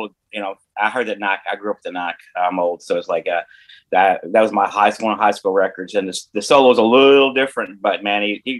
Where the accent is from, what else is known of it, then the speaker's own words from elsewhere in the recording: Kentucky, United States; I grew up in the Kentucky barbecue part